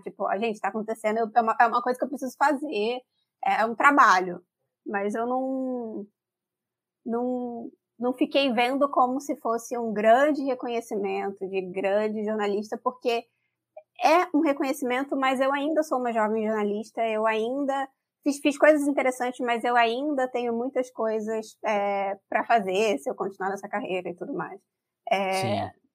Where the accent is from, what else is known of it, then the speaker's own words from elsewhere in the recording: Rio de Janeiro, Brazil; accent: carioca; eu sou carioca, acho que as pessoas vão perceber pelo sotaque. É, eu nasci e fui criada no subúrbio do Rio de Janeiro